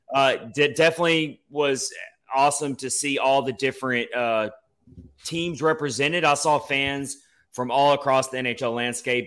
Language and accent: English; Nashville, Tennessee, United States; now in Florida, United States; Nashville and, uh, my hometown, the town I love. I do live down here in Florida now, but Nashville is always gonna be home